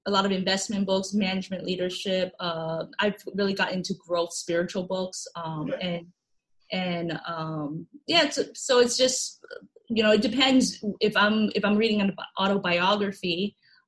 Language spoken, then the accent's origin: English; Florida, United States; I grew up in Florida